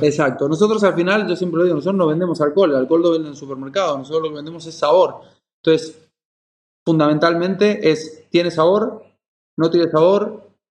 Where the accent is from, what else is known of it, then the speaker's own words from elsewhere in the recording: Mallorca, Balearic Islands, Spain; also born or lived in Argentina; yo soy argentino, pero criado aquí en Mallorca, en mi lugar en el mundo